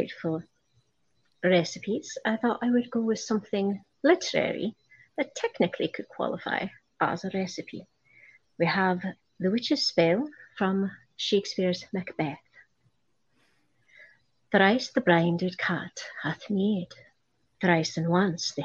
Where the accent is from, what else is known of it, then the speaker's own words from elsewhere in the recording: Aberdeen, Scotland, United Kingdom; I'm originally from Aberdeen. So I'm a Highland lass, me.